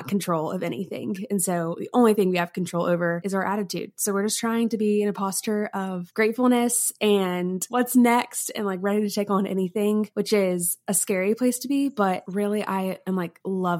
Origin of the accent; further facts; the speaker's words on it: South Carolina, United States; moved away as an adult; also born or lived in Birmingham, Alabama; now in Mississippi, United States; I grew up in South Carolina